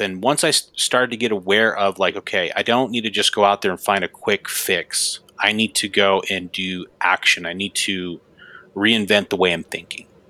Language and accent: English; Gillette, Wyoming, United States; that's where I'm, where I'm from, Gillette, Wyoming.